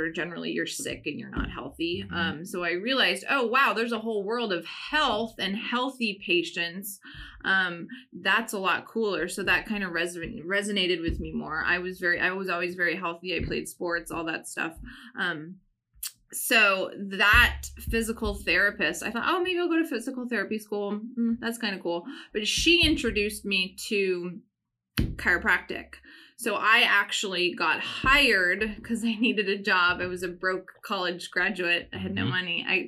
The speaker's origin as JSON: {"language": "English", "country": "Canada", "tie": "born or raised there", "said": "I grew up in Canada."}